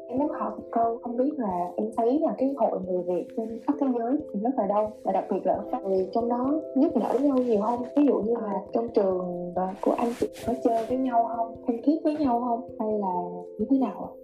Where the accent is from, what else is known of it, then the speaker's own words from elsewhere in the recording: Ho Chi Minh City, Vietnam; em thì là người Sài Gòn